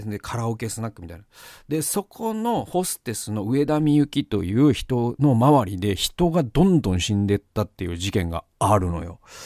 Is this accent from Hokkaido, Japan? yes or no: no; Gamagori, Aichi, Japan; 僕のね、故郷の蒲郡にもあるんですけど